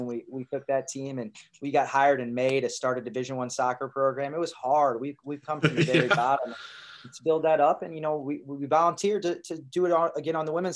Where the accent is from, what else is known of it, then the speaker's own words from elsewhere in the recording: St. Louis, Missouri, United States; now in Omaha, United States; I grew up in St. Louis, and I like St. Louis people.